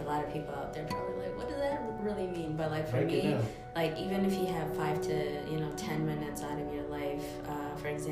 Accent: Ethiopia; moved away; I'm originally from Ethiopia.

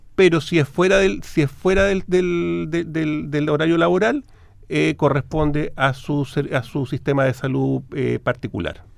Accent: Chile; como chilenos

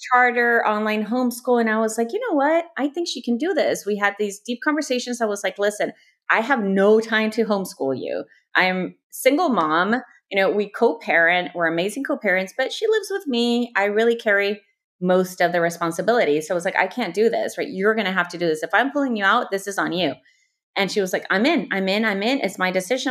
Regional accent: El Salvador; also born or lived in Houston, Texas, United States / Mexico; now in Los Angeles, United States; I was born in Houston, two padres from El Salvador, my mom and my dad. My dad still lives in Houston. My mom moved back to El Salvador when I was six, so I grew up a proud salvadoreña

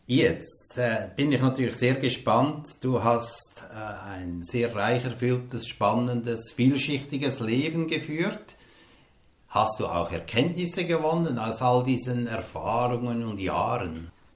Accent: Hildisrieden, Lucerne, Switzerland; in meinen Geburtsort gekommen, nach Hildisrieden

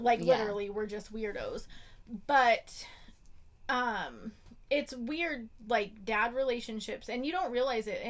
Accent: Idaho, United States; I'm from Idaho, where we literally have like 5% of our population is black

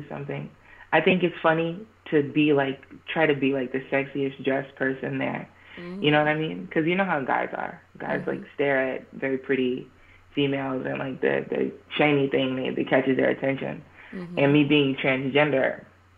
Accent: New Jersey, United States; now in Hollywood, United States; I'm from the East Coast, Jersey

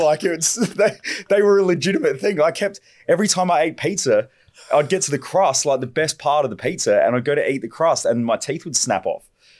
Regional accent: Parafield Gardens, South Australia, Australia; born there; I was born in South Australia.

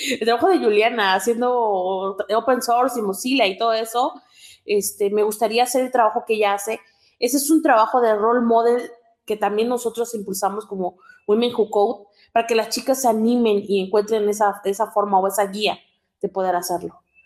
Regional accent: Oaxaca, Mexico; soy del estado de Oaxaca

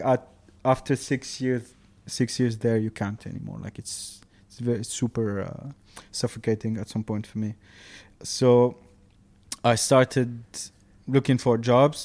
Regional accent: Tunisia; moved away as an adult; now in Dubai, United Arab Emirates; I grew up in Tunisia

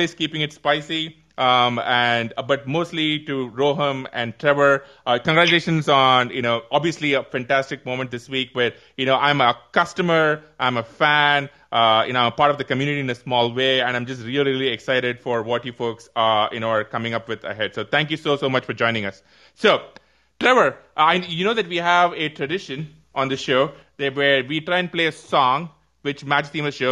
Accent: India; I come from India

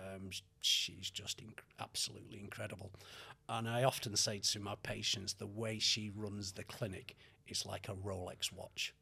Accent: Manchester, North West England, United Kingdom; moved away as an adult; also born or lived in Australia / Canada / Los Angeles; I was born in Manchester and. Uh, when we were uh, six months old, the family moved to Australia for four and a half years

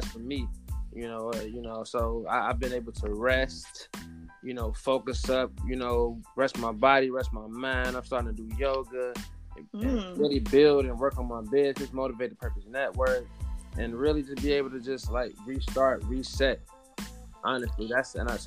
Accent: Chicago, Illinois, United States; moved away as an adult; now in Los Angeles, United States; I'm originally from Chicago, Illinois.

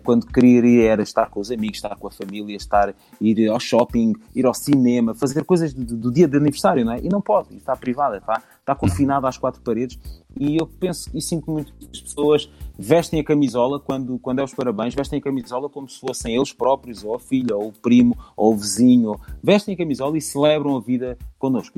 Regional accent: Alentejo, Portugal; moved away; eu venho do Alentejo

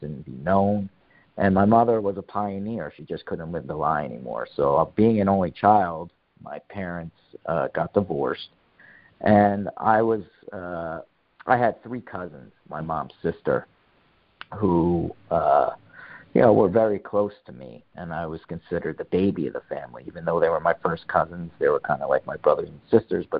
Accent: North Brunswick, New Jersey, United States; I grew up in North Brunswick, New Jersey.

